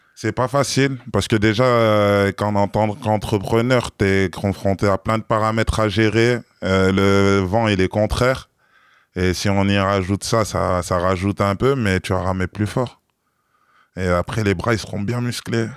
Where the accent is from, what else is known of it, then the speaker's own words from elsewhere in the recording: France; je suis pas de Paris. Ça veut dire que à Paris, je suis un provincial banlieusard